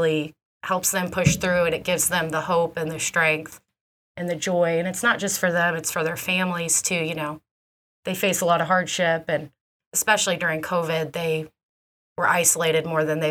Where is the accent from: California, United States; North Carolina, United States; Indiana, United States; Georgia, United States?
Indiana, United States; Newburgh; also born or lived in Evansville, Indiana; Proud Evansville native. I grew up in Newburgh by the river. Loved it. Very proud to be from Evansville